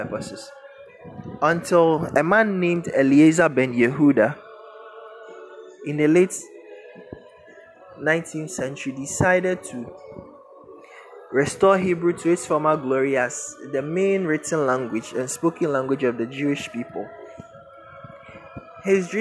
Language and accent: English; Ashanti, Ghana; first language Twi; English is a second language; I was raised in the Ashanti region.